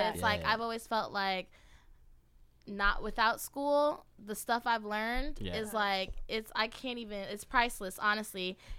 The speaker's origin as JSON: {"language": "English", "region": "Georgia", "country": "United States", "tie": "born or raised there", "also_born_or_lived": "Brooklyn, United States", "said": "I was you born in Brooklyn, crazy? But I grew up in Georgia."}